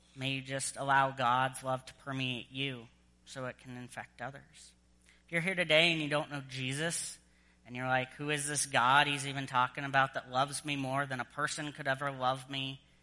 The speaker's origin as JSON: {"language": "English", "country": "United States", "also_born_or_lived": "Southern Virginia", "moved": "as an adult", "lives_now": "Edmonton, Canada", "said": "an American"}